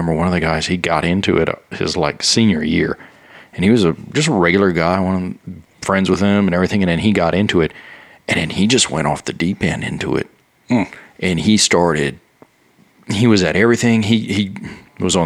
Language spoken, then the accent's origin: English; Louisiana, United States; moved away; I grew up on the bayous of Louisiana